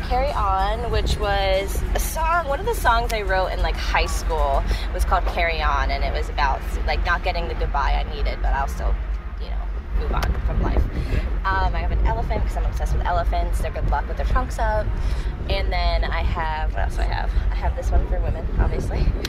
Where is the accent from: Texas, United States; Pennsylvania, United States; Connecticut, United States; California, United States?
Pennsylvania, United States; Doylestown; now in Philadelphia, United States; I grew up, so I grew up a little outside of Philly. It's a, it's like um, Doylestown area.